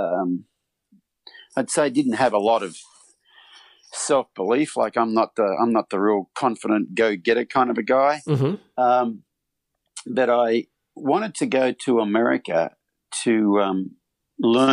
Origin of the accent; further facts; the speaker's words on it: Australia; moved away as an adult; now in United States; I grew up in Australia on a 1,200-acre mixed farm